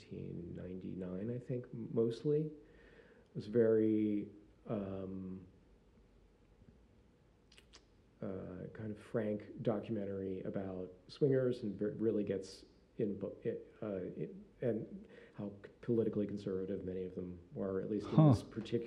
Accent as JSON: {"language": "English", "region": "Northeast", "country": "United States", "tie": "born or raised there", "said": "I grew up in the Northeast"}